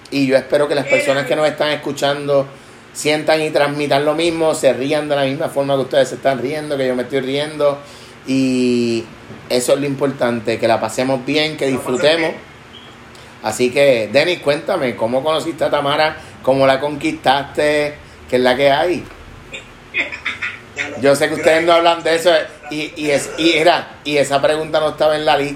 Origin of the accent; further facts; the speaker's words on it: Puerto Rico; Claro, claro. Somos boricuas.